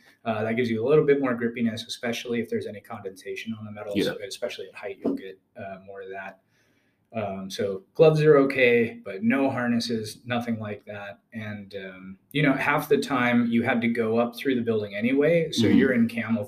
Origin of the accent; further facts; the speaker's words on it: Wisconsin, United States; also born or lived in Georgia, United States; I'm originally from Georgia. I'm a Georgia peach, and migrated northward with my family. We wound up in Wisconsin. That was kind of the primary pit stop before I became an adult.